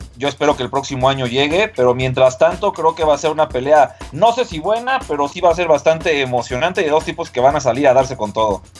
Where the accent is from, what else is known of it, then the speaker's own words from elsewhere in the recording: Mexico; como mexicanos